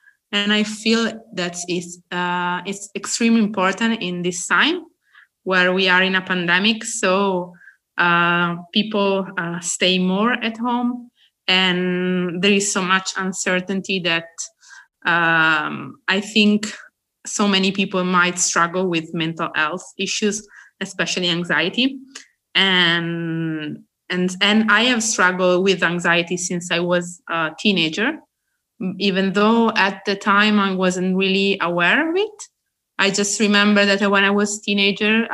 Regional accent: Italy; I am from Italy

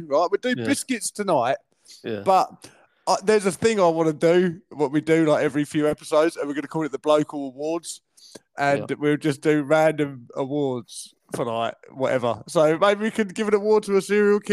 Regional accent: Kent, South East England, United Kingdom; accent: Southern

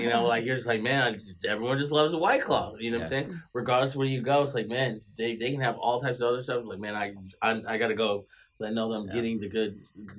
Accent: East Lansing, Michigan, United States; also born or lived in Chicago; just like where I'm born and raised in East Lansing

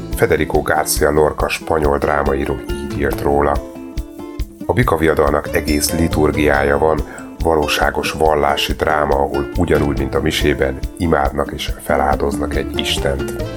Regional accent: Hungary; akik tőzsgyökeres magyarok vagyunk

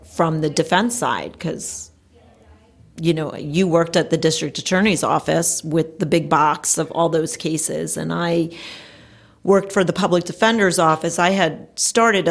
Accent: Passaic County, New Jersey, United States; also born or lived in Cherry Hill area, New Jersey; I grew up in North Jersey in Passaic County.

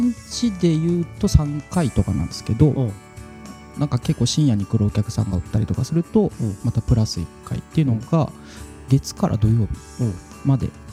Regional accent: Hiroshima, Japan; 僕広島出身なんですけども

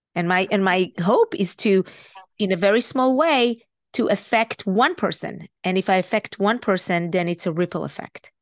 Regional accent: Israel; moved away as an adult; now in United States; I'm Israeli. I was born and raised in Israel.

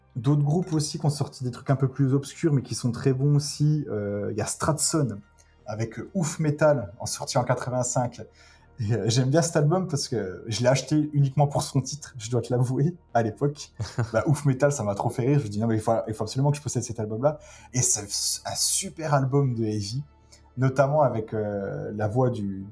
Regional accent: France; je suis français

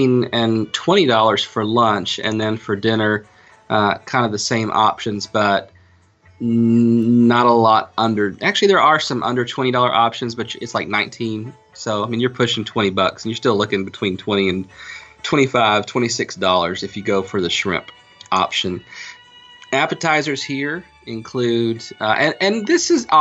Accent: Gastonia, North Carolina, United States; in Gastonia, North Carolina, my hometown

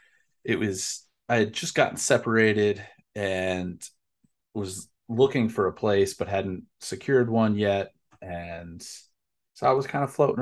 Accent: East Coast, United States; for somebody growing up on the East Coast who is thinking West, you know, trips to California and Vegas, and I lived in Chicago for 2 years

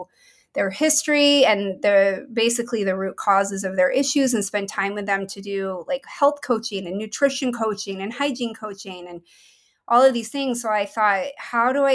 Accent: Maine, United States; moved away as an adult; also born or lived in Boston; now in Portland, United States; I grew up in Maine. Mm-hmm. That's actually where I'm from

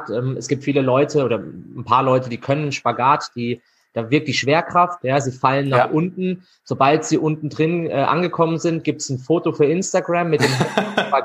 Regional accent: Freiburg, Baden-Württemberg, Germany; und den Master gemacht in äh, Gesundheitswissenschaften in Freiburg, in meiner Heimatstadt.

